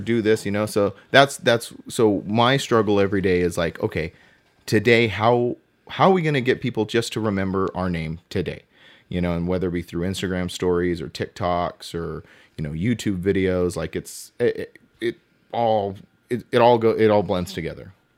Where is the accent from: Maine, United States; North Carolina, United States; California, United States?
California, United States; Southern; also born or lived in Inland Empire / Apple Valley; I am passionate about where I'm from. I am from Southern California